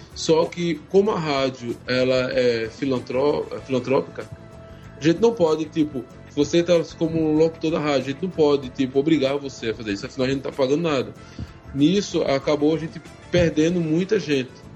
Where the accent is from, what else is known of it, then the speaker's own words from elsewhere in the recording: Pernambuco, Brazil; eu sou daqui de Pernambuco